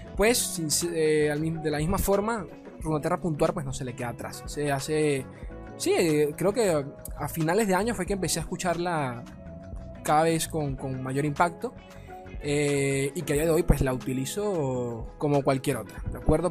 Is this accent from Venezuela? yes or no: yes; Venezuela; acá en mi país, Venezuela